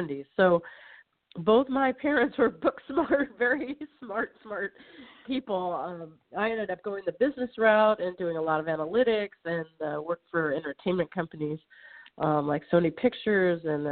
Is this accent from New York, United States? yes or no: no; Los Angeles, California, United States; also born or lived in San Fernando Valley / Venice / Mar Vista / Santa Clarita Valley; I'm a native Californian, which is very rare to find these days. Born and raised in Los Angeles